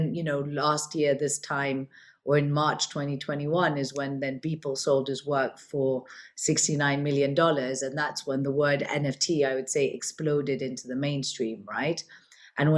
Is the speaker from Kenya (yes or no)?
yes; Kenya; also born or lived in London, United Kingdom / Switzerland; now in Dubai, United Arab Emirates; I'm originally born and brought up in Kenya. I'm of Indian origin